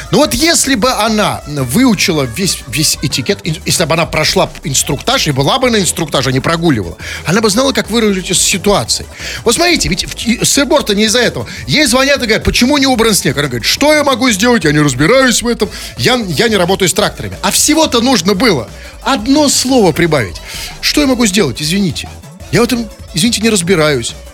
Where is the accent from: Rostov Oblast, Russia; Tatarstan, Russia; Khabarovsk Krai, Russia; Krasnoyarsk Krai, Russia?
Tatarstan, Russia; я вот только что, я сам тук, из Тукаевского района.